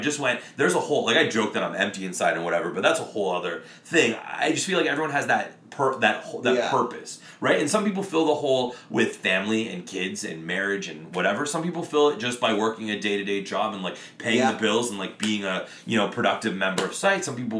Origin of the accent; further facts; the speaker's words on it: Windsor, Ontario, Canada; it's on fucking Windsor Street and I'm from Windsor.